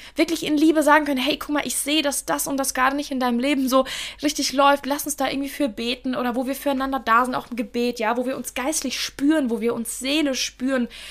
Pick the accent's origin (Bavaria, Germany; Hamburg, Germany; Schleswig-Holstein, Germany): Bavaria, Germany; Miltenberg; moved away as an adult; now in Frankfurt, Germany; ich bin äh, in Deutschland geboren, in Miltenberg, in Bayern. Es ist circa eine Stunde von Frankfurt und jetzt lebe ich in Frankfurt seit 2016.